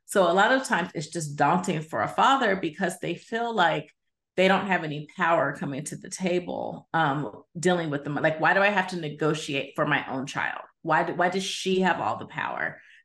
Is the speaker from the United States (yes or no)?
yes; Midwest, United States; also born or lived in Mississippi / California; now in Arizona, United States; I'm originally from the Midwest, but I've spent some time in Mississippi, and I consider myself from California, even though now I live in the great state of Arizona.